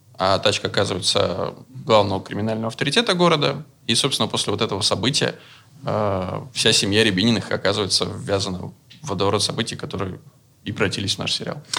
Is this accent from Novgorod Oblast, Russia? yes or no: yes; Veliky Novgorod, Novgorod Oblast, Russia; он тоже, как и я, из Великого Новгорода. И мы писали изначально про свое детство, про Новгород